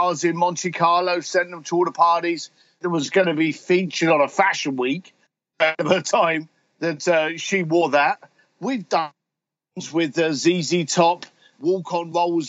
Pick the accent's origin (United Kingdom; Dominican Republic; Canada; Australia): United Kingdom; London; I'm a bricklayer from London, whiskey drinking biker